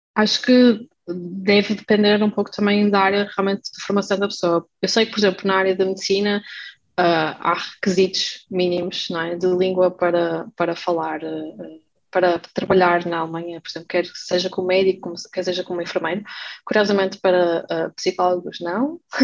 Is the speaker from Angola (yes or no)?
no; Portugal; moved away as an adult; now in Germany; sou portuguesa